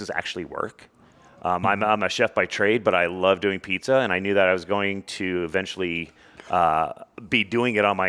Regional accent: Connecticut, United States; also born or lived in California; now in Las Vegas, United States; I was in Connecticut for so long, in upwards of 15 years

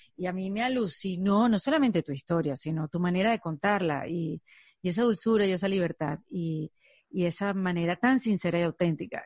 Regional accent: Venezuela; now in United States; yo soy un inmigrante venezolana

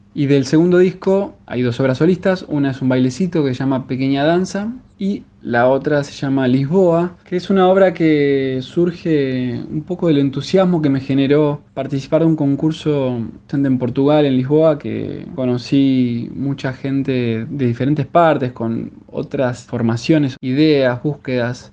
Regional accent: Buenos Aires, Argentina; soy guitarrista de la Ciudad de Buenos Aires

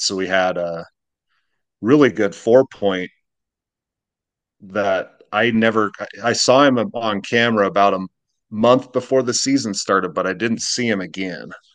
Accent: Utah, United States; moved away; I'm, I'm from Utah

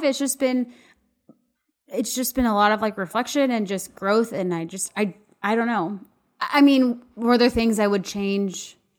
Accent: Austin, Texas, United States; moved away as an adult; also born or lived in Dallas; now in Waco, United States; I was born and raised in Texas, lived in Dallas for a while, but I'm from Austin, and I've lived in Waco four years

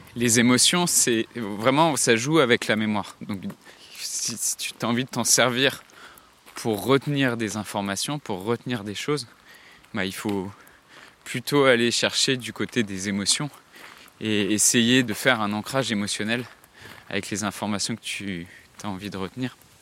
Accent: Séné, Brittany, France; moved away; Là actuellement je suis dans la ville dans laquelle j'ai grandi, en Bretagne. C'est un village qui s'appelle euh, Séné, qui est au sud de Vannes, dans le Morbihan

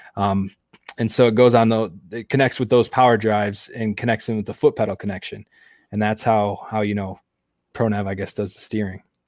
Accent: Grand Rapids, Michigan, United States; also born or lived in Houghton, Michigan; I'm originally from Grand Rapids, Michigan

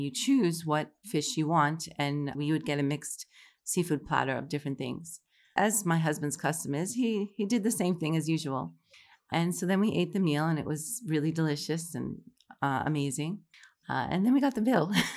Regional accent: New York City, New York, United States; moved away as an adult; also born or lived in Morocco; now in Saudi Arabia; I'm originally from Fresh Meadows, New York, which is, like, thirty minutes from New York City

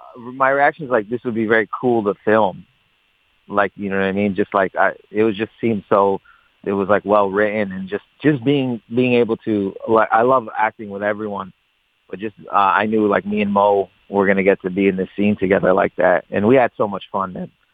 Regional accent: Windsor, Ontario, Canada; I grew up in Windsor

